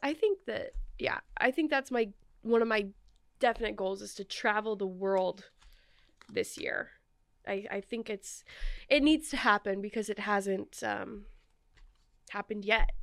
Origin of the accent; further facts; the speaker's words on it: Oregon, United States; moved away; I didn't grow up here. I grew up in Oregon